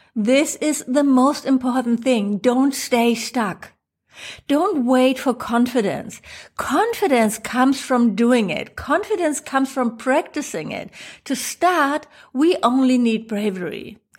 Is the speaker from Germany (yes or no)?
yes; Germany; accent: German; English is a second language; my funny German accent